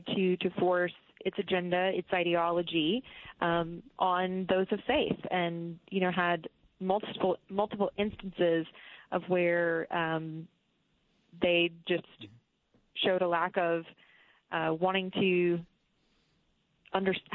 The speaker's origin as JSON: {"language": "English", "region": "South Carolina", "country": "United States", "said": "my own home state of South Carolina"}